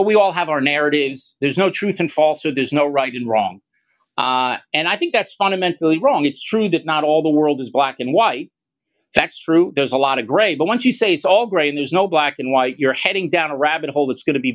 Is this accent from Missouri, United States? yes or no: no; Miami Beach, Florida, United States; moved away as an adult; now in Israel; I was born and raised in the United States, as you can hear from my accent, in Miami Beach.